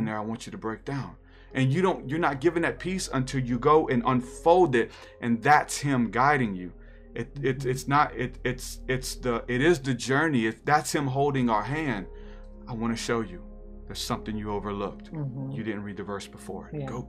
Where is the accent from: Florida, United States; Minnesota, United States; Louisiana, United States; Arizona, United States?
Louisiana, United States; New Orleans; I'm from New Orleans